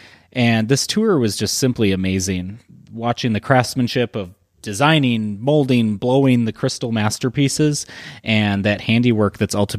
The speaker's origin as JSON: {"language": "English", "region": "Wisconsin", "country": "United States", "said": "we're from Wisconsin here"}